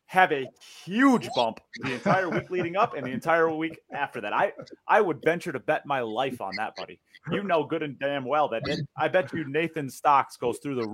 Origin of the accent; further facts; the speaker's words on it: Wisconsin, United States; I'm from Wisconsin